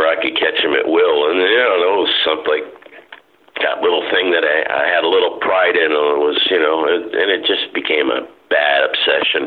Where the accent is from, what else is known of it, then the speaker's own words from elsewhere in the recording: Sarasota, Florida, United States; also born or lived in Waterville, Maine / Oneco, Florida; we moved down here when I was just barely 9 years old